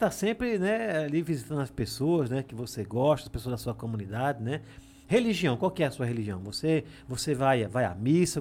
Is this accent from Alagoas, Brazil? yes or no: yes; Alagoas, Brazil; moved away; also born or lived in São Paulo; Meu plano A sempre foi aqui na minha terra